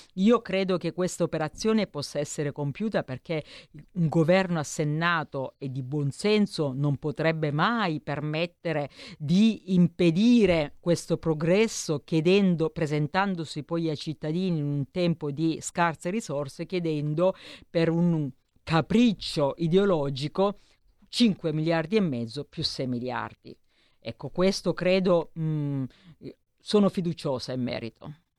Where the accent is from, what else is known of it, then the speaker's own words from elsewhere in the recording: Nardò, Apulia, Italy; moved away as an adult; also born or lived in Milan; sono pugliese, ho frequentato le mie scuole a Nardò